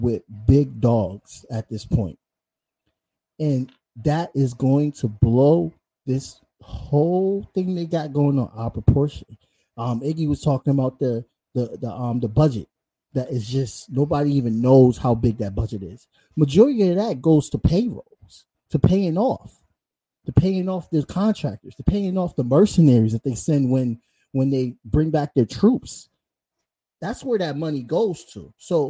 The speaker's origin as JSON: {"language": "English", "country": "United States", "said": "I'm American"}